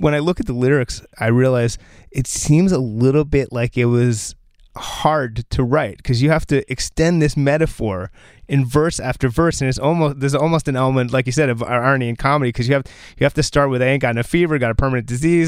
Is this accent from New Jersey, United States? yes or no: yes; New Jersey, United States; I'm from New Jersey